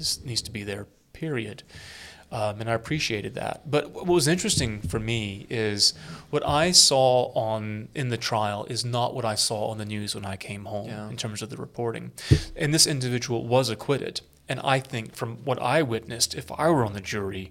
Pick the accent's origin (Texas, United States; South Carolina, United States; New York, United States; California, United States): South Carolina, United States; I'm from South Carolina, mm-hmm. although more of an upstate redneck than a low country aristocrat